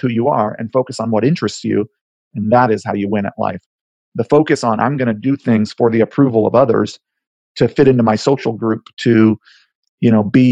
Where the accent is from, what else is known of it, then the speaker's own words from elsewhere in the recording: Haleiwa, Hawaii, United States; moved away as an adult; now in New York, United States; I grew up in Hawaii, and I miss my home.